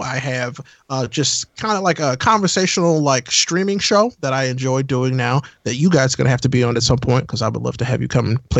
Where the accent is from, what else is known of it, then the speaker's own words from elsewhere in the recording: Midwest, United States; Midwesterner, I'm still having internet problems.